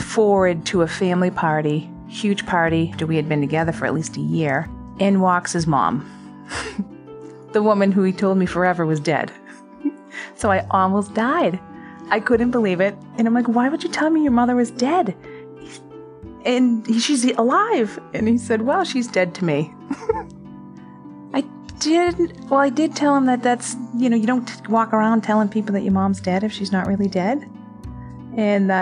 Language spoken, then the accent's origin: English; Boston, Massachusetts, United States; accent: Boston; If you can't tell by my bad Boston accent, I grew up in South Boston